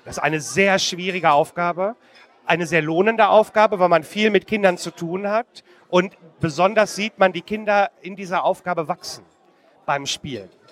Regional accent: Marl, North Rhine-Westphalia, Germany; in Marl, in meiner Heimatstadt

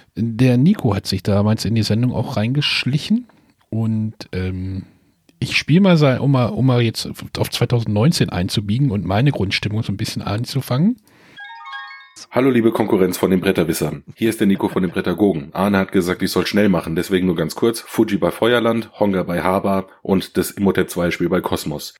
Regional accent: Germany

